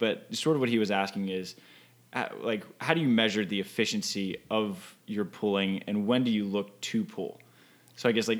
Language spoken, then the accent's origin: English; Florida, United States; accent: Southern; when I moved here, I moved from Florida, and I had a pretty thick Southern accent.